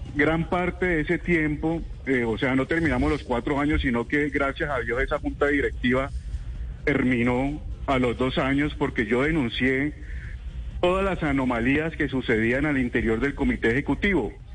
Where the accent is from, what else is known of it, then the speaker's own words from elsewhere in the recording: Cali, Valle del Cauca, Colombia; yo como caleño